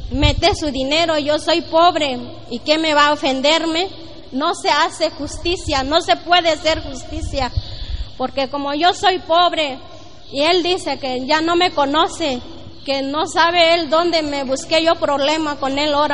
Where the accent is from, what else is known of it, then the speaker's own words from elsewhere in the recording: San Martín Peras, Oaxaca, Mexico; Spanish is a second language; moved away as an adult; now in Torreón, Mexico; Yo vengo parte de Oaxaca de San Martín Peras. Este, ya tengo seis años que viviendo aquí en Torreón.